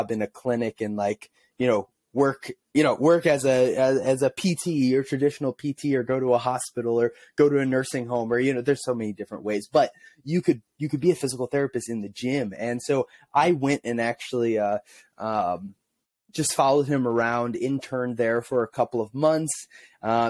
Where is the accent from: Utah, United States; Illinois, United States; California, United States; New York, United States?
Illinois, United States; Illinois side of St. Louis, United States; also born or lived in Missouri; I grew up in Illinois, on the Illinois side of the river in St. Louis.